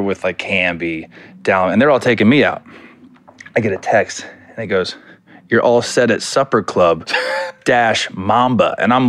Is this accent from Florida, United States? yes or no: yes; Florida, United States; I would say New York, just because growing up in Florida, I'd always go to Miami, and I lived in L.A. in the off season.